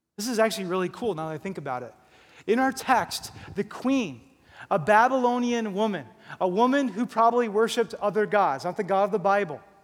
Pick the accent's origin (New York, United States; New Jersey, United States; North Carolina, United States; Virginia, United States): New Jersey, United States; moved away; I'm from Jersey.